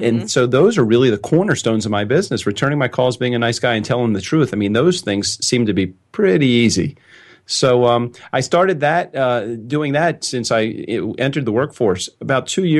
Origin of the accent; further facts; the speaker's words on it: Baltimore, Maryland, United States; I was born in Baltimore, Maryland in 1964